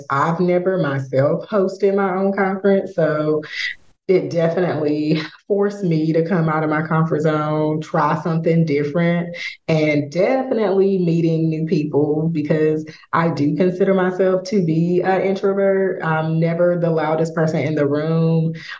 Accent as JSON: {"language": "English", "town": "Raleigh", "region": "North Carolina", "country": "United States", "moved": "as an adult", "lives_now": "St. Louis, United States", "said": "I am originally from Raleigh, North Carolina, which is about 1,000 miles away. So just transitioning here to St. Louis"}